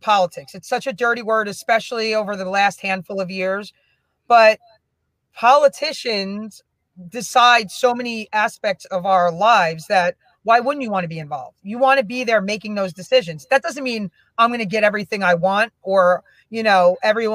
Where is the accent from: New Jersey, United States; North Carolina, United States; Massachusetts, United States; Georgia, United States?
New Jersey, United States; Union; also born or lived in Springfield, New Jersey; growing up in Union, I just had some really amazing teachers during my childhood